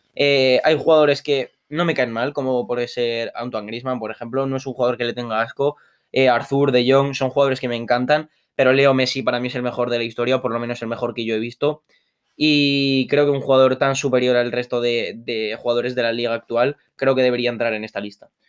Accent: Zaragoza, Aragon, Spain; somos de Zaragoza

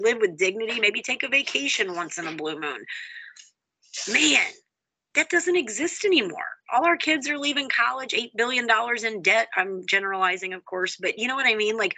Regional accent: Houston, Texas, United States; now in Holly, Michigan, United States; I'm from Houston, most diverse city in the country. I grew up

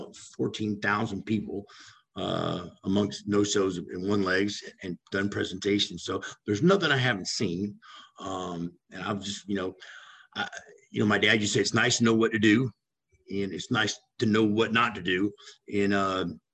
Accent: Los Angeles, California, United States; I grew up in California in Hollywood

